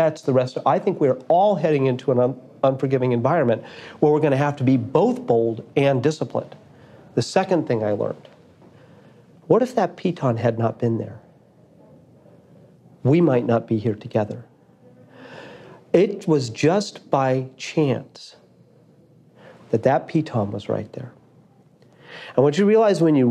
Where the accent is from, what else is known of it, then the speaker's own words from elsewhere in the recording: Boulder, Colorado, United States; near where I grew up in Boulder.